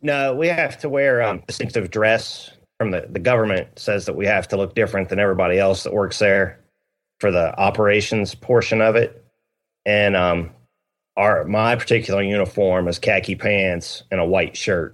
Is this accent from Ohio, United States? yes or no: yes; Ohio, United States; now in South Carolina, United States; we're both originally from Ohio